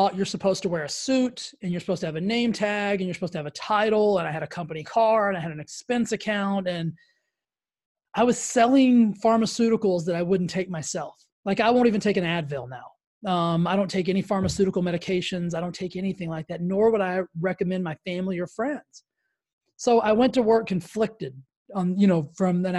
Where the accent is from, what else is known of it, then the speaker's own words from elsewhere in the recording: Texas, United States; I grew up in Texas, so I grew up in like the Baptist church capital of the world.